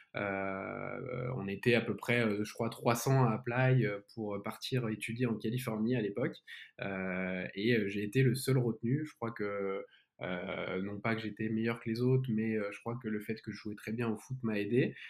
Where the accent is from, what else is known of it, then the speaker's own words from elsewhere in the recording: Lyon, Auvergne-Rhône-Alpes, France; moved away as an adult; also born or lived in United States; now in Paris, France; je suis né à Lyon, je suis un Lyonnais et j'ai passé pas mal de ma vie hors de Lyon, donc aux États-Unis, à Paris, aujourd'hui à Paris